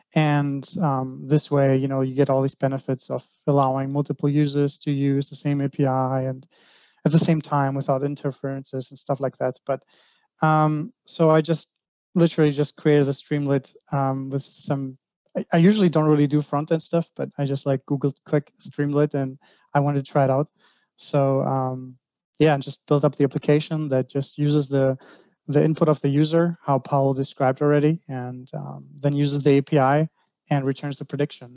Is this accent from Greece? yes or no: yes; Greece; now in Germany; I'm from Greece. Um, I live in Germany.